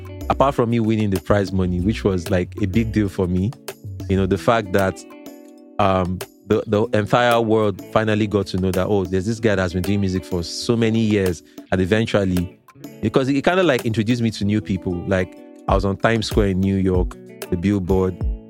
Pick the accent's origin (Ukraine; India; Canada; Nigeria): Nigeria; Lagos; I grew up in Lagos. You know, I grew up in Mushin.